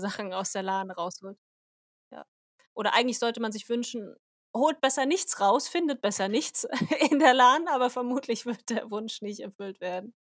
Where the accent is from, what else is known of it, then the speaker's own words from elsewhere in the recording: Germany; bei uns in Deutschland